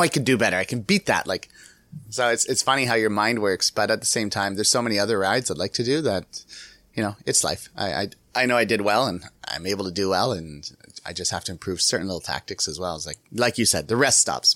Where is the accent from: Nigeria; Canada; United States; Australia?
Canada; I'm from Canada